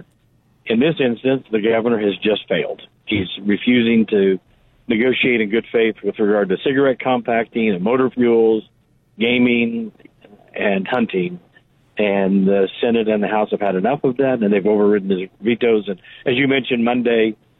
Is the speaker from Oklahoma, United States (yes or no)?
yes; Pawhuska, Oklahoma, United States; my hometown bank in Pawhuska